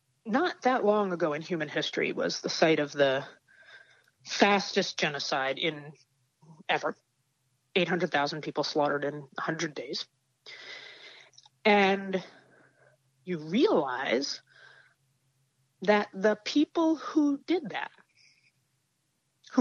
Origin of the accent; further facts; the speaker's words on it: United States; I grew up in the United States of America too